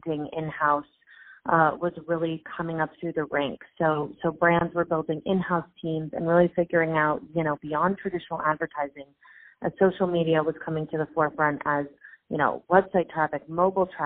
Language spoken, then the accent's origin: English; Los Angeles, California, United States; moved away as an adult; now in New York, United States; I am born and raised in Los Angeles